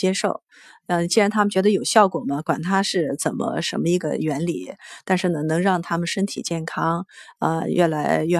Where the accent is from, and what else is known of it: Chengdu, Sichuan, China